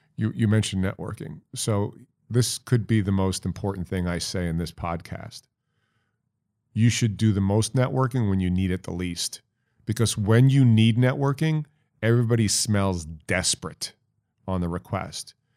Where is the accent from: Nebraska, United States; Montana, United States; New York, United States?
New York, United States; Syosset; also born or lived in Dayton, Ohio; my hometown, Syosset, New York